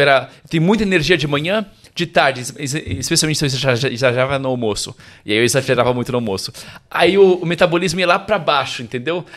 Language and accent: Portuguese; São Paulo, Brazil; moved away as an adult; now in Rome, Italy; nasci e cresci em São Paulo